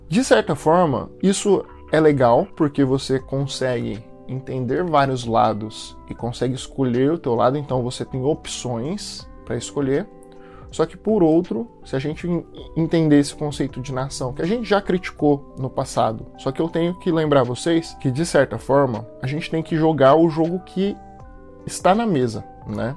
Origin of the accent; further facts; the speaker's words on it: Brazil; como brasileiro, como uma pessoa que se identifica como brasileiro